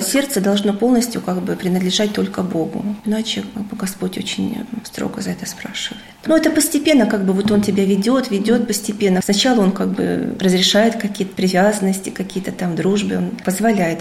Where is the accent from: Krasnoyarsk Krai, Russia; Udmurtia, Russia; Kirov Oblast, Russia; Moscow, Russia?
Kirov Oblast, Russia; Kirov; moved away; also born or lived in Saint Petersburg; я сама родилась в Вятке, жила потом в Питере